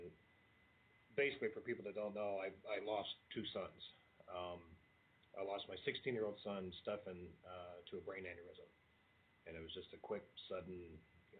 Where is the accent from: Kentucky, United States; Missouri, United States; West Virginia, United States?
Kentucky, United States; also born or lived in Toledo, Ohio; we're from Kentucky